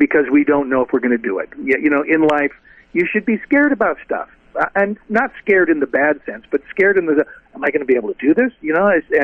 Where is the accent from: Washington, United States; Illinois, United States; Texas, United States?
Washington, United States; Seattle; I grew up in Seattle